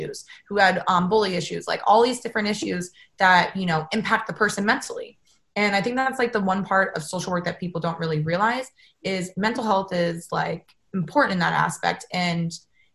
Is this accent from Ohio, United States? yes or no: yes; Ohio, United States; now in California, United States; growing up in Ohio